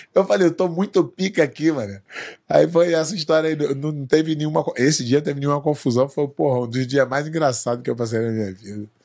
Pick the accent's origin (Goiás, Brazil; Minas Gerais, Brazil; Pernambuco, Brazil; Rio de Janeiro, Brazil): Rio de Janeiro, Brazil; moved away as an adult; also born or lived in São Paulo; now in United States; eu sou lá do Rio